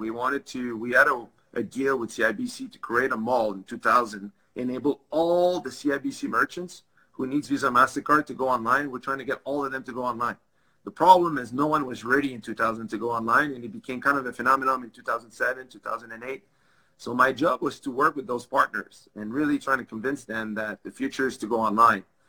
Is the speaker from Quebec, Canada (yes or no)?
yes; Laval, Quebec, Canada; first language French; English is a second language; I grew up in Laval. Um, both of my parents do not speak English